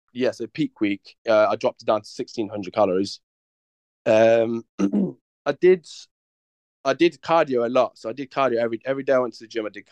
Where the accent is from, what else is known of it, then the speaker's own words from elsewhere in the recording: Coventry, West Midlands, United Kingdom; I joined the bodybuilding style gym in my hometown, Coventry.